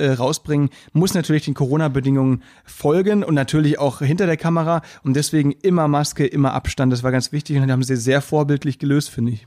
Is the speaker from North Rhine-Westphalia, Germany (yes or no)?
no; Müllheim, Baden-Württemberg, Germany; now in Berlin, Germany; weil ich halt auch vom Land komme. Da weißt du, wenn du dann ein Volksfest hast oder so, Stadtfest bei uns in Müllheim